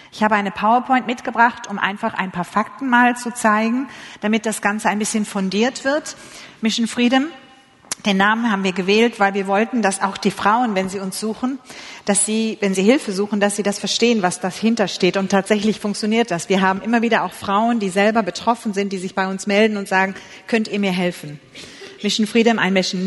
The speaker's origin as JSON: {"language": "German", "region": "Hamburg", "country": "Germany", "tie": "born or raised there", "said": "Ich komme aus der Stadt Hamburg, bin dort geboren"}